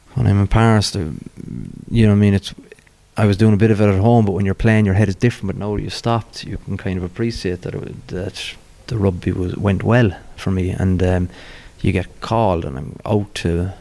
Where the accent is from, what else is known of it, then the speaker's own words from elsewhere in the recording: Cork, Munster, Ireland; growing up in Bishopstown